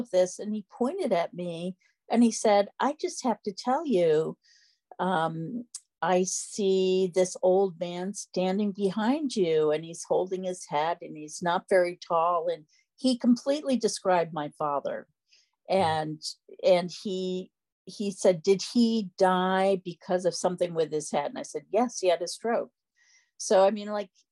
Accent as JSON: {"language": "English", "town": "Freeville", "region": "New York", "country": "United States", "tie": "born or raised there", "said": "I grew up in Freeville, the village I still live"}